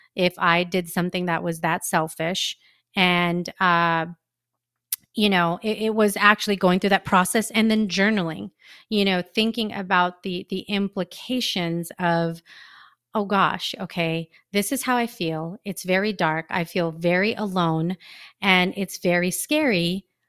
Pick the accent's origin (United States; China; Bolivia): United States; I am a Filipino American